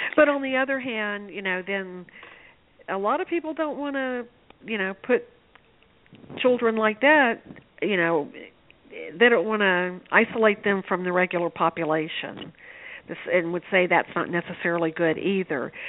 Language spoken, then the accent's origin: English; Shreveport, Louisiana, United States; I grew up in Shreveport, Louisiana